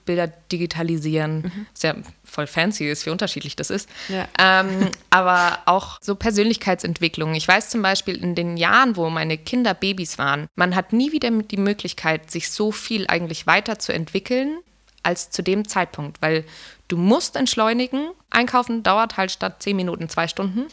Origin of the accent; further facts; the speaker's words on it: Garmisch-Partenkirchen, Bavaria, Germany; Ich komme aus Garmisch-Partenkirchen und bin Künstlerin